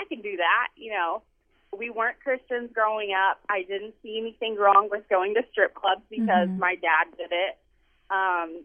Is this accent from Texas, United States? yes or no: yes; Amarillo, Texas, United States; I grew up in Amarillo, Texas, and I had an alcoholic father